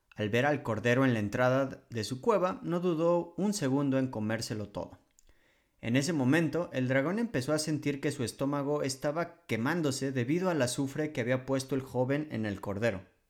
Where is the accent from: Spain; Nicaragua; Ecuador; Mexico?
Mexico; moved away as an adult; now in Poland